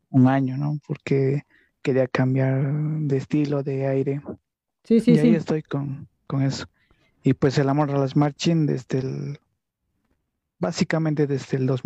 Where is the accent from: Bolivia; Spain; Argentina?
Bolivia; qué nivel había exactamente en Bolivia. Estaba muy cerrado en mi pueblito, por decirlo así.